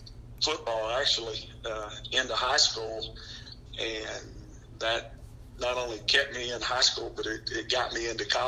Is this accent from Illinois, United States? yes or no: no; Killeen, Texas, United States; also born or lived in Gary, Indiana; I grew up in Killeen, Texas